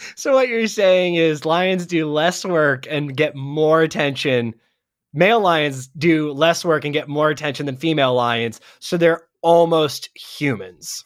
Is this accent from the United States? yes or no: yes; Ohio, United States; moved away; I'm originally from Ohio